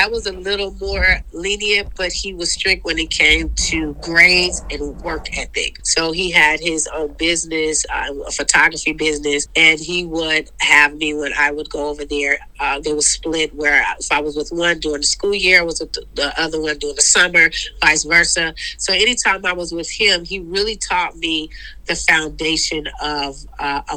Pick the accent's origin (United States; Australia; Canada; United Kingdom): United States; Oakland, California; I grew up in Oakland, California, born and raised